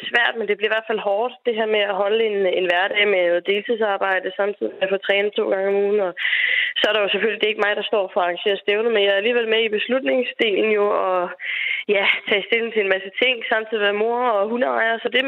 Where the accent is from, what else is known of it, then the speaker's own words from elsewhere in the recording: Denmark; her hjemme i Danmark